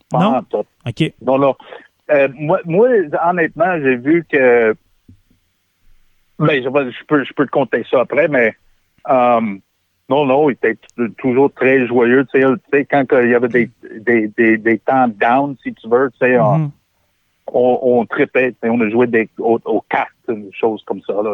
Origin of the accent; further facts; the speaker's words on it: Quebec, Canada; Moi, je suis québécois, puis je, sais, puis je suis québécois pour le reste de ma vie.